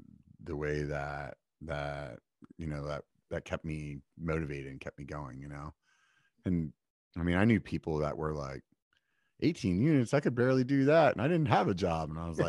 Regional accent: York, Pennsylvania, United States; Pennsylvania. And the city I'm from is like it's called York, like the peppermint patty.

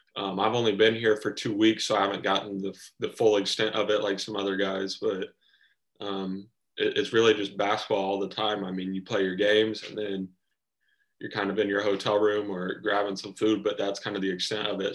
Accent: Anderson, Indiana, United States; growing up in Indiana, um, I'm a family guy

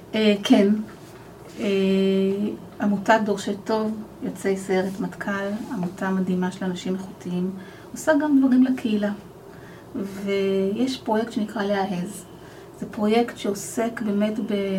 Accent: Arad, Southern District, Israel; moved away as an adult; now in Kfar Saba, Israel; גם אני גדלתי בפריפריה. גדלתי בערד

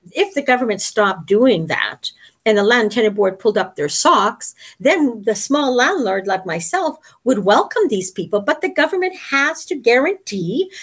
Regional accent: Winnipeg, Manitoba, Canada; now in Niagara region, Canada; Winnipeg. And that's my hometown.

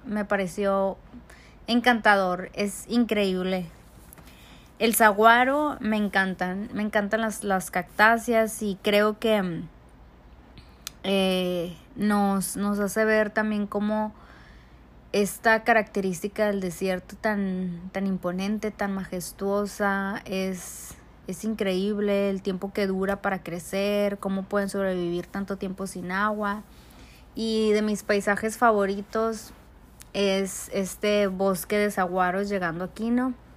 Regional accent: Mexico City, Mexico; mi familia y yo somos de la Ciudad de México

